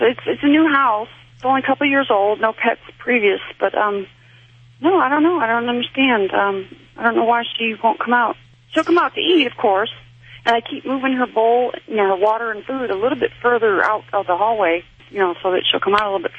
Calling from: Tennessee, United States

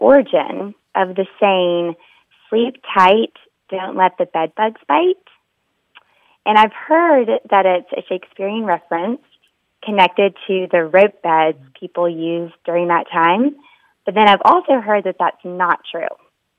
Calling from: Wilmington, North Carolina, United States; Wilmington, North Carolina.

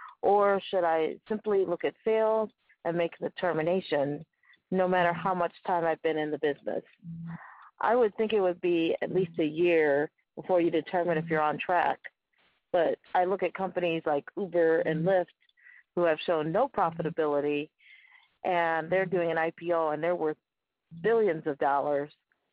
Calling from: Falls Church, Virginia, United States; I'm calling from Falls Church, Virginia.

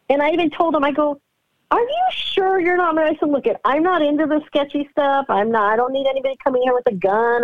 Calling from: California, United States; I'm calling from California.

